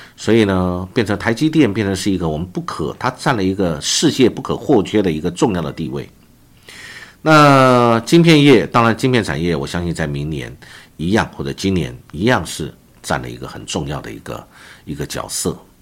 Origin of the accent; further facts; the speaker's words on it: Taiwan; 我们台湾